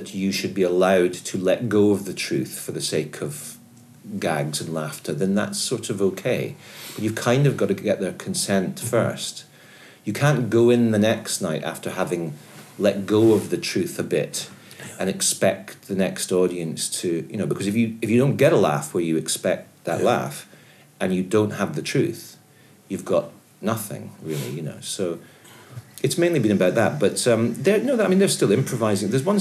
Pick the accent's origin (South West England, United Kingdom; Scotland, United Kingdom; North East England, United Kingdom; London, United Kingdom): Scotland, United Kingdom; Edinburgh; born or raised there; also born or lived in Aberdeen